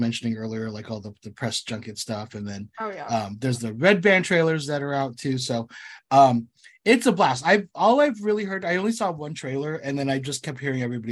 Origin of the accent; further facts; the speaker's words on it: United States; I was born here. I was born here in the States